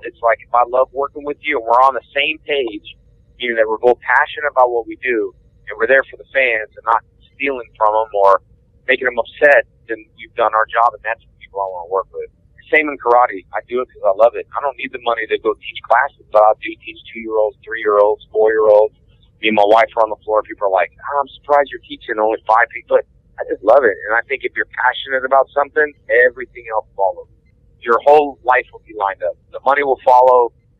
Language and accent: English; Covina, California, United States; also born or lived in Houston, Texas; I was probably about 8 years old in Covina, California is where I grew up.